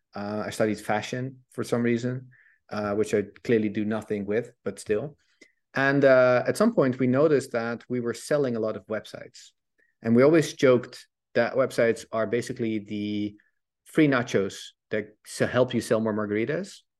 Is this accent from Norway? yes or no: no; Netherlands; I'm Dutch, I'm from Holland